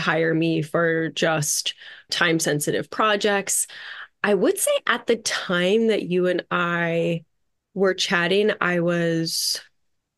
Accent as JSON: {"language": "English", "town": "Red Bank", "region": "New Jersey", "country": "United States", "said": "we were having dinner in Red Bank, New Jersey. That's where I'm from"}